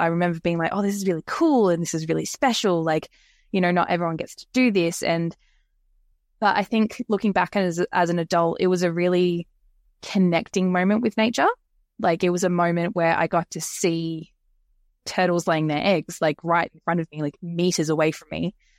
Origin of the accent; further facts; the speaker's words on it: Queensland, Australia; moved away; I'm originally from Queensland, over on the east coast of Australia